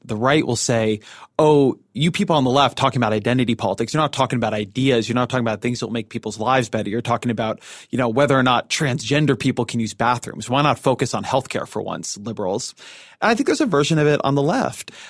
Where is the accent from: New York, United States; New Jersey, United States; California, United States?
California, United States; Orange County; moved away; running in my hometown house district, uh, where I grew up